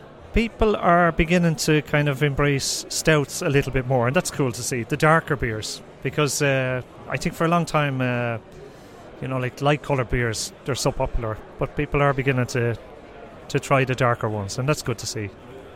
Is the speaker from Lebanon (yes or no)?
no; Dublin, Leinster, Ireland; now in Sweden; I'm not Swedish, no. I'm from Dublin, Ireland. Came here in 2000.